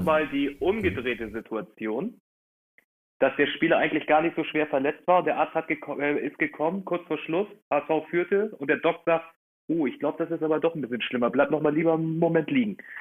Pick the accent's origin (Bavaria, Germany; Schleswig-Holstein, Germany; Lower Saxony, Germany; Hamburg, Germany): Hamburg, Germany; wir als Hamburger